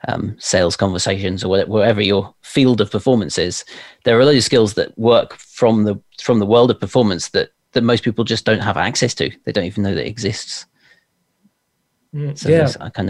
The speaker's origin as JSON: {"language": "English", "region": "London", "country": "United Kingdom", "tie": "born there", "accent": "RP", "said": "I was born in London, and as you say, my family were all actors, so I think I sort of just kept the RP type twang"}